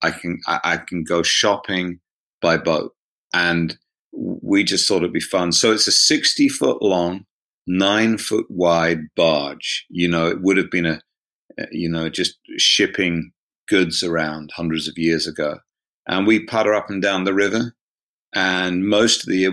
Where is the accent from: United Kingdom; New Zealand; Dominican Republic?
United Kingdom; South East England; accent: home counties, southeast of England, London accent; also born or lived in United States; they'd probably call it a home counties, southeast of England, London accent. My mum's Scottish, so she has a Scottish accent, but I grew up in the southeast